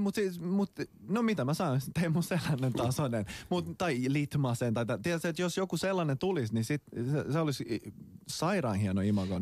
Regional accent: Finland; me suomenruotsalaiset

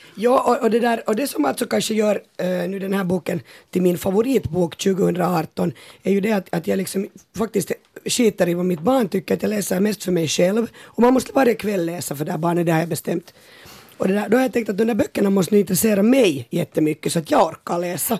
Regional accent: Porvoo, Uusimaa, Finland; vi är ju båda från Borgå nu med …

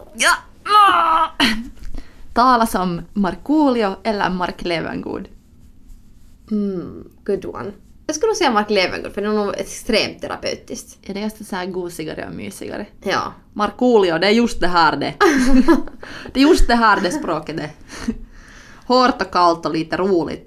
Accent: Finland; accent: Finland Swedish; min finlandssvenska

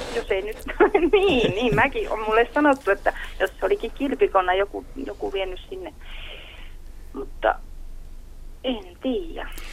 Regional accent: Sodankylä, Lapland, Finland; olen syntyisin Sodankylästä

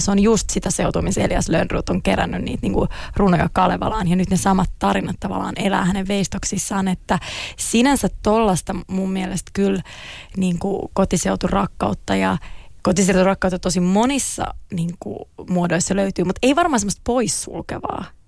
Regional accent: Klaukkala, Uusimaa, Finland; born or raised there; also born or lived in Helsinki / Turku

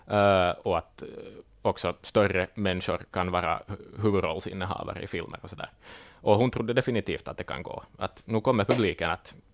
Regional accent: Ostrobothnia, Finland; jag är född och uppvuxen i Österbotten, man gillar bulla.

